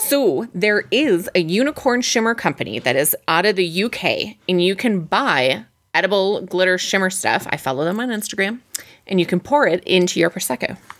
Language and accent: English; Midwest, United States; we're from the Midwest